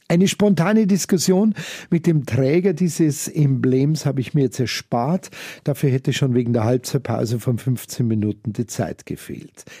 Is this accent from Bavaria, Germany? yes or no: yes; Munich, Bavaria, Germany; hier bei uns in München-Giesing